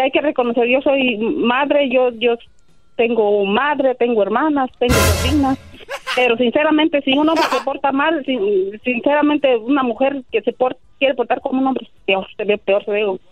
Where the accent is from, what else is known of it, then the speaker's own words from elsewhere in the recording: El Salvador; Yo soy de El Salvador